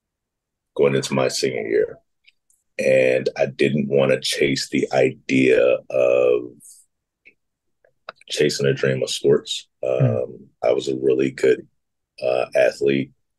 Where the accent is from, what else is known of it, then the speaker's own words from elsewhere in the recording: Gary, Indiana, United States; also born or lived in Schaumburg, Illinois / Mississippi / Dallas; from third grade to graduation, I was in Northwest Indiana